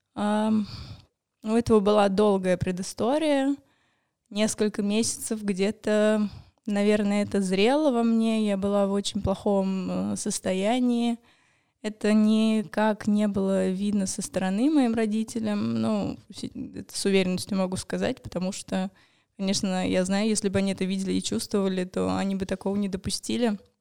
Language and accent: Russian; Moscow, Russia; мне 28 лет, я из Москвы. А, я живу здесь, в Москве